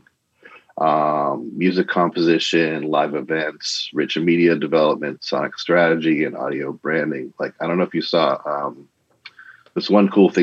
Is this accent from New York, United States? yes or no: no; Boston, Massachusetts, United States; moved away; I grew up in Boston